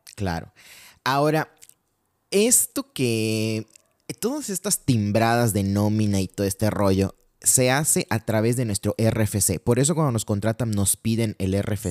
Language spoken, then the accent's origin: Spanish; Mexico